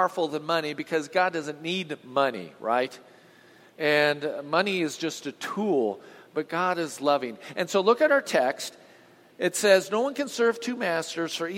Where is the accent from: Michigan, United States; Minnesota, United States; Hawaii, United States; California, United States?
California, United States; Southern; I grew up in Southern California